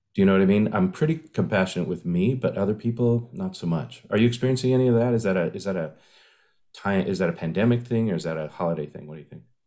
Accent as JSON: {"language": "English", "town": "San Diego", "region": "California", "country": "United States", "tie": "born or raised there", "said": "my hometown of San Diego"}